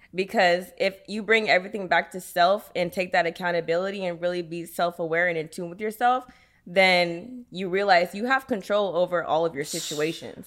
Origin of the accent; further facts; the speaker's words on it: Sacramento, California, United States; I'm from Sacramento, California.